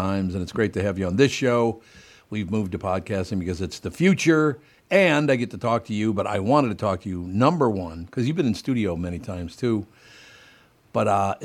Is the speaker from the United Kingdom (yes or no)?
no; Minneapolis, Minnesota, United States